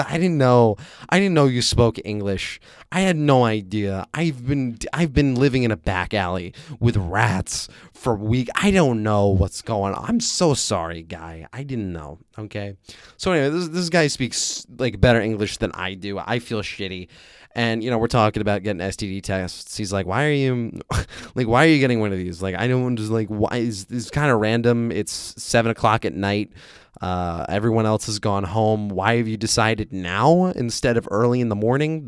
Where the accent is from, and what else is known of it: United States; now in Vietnam